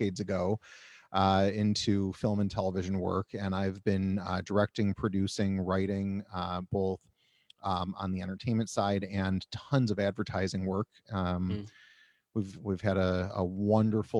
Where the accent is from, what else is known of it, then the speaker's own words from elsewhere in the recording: Rochester, New York, United States; moved away as an adult; now in Orlando, United States; I'm born and raised in Rochester, New York